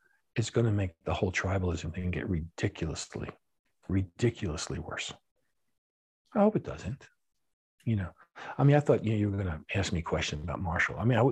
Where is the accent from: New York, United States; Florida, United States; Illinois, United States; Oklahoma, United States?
New York, United States; New York City; And, you know, things which I had growing up in New York City, that was a place where the Jews were right, Palestinians are wrong.